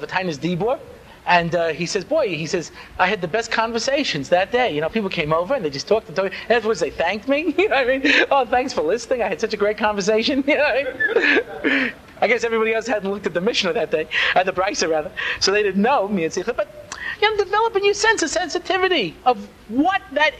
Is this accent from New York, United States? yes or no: yes; Long Island, New York, United States; I grew up out on Long Island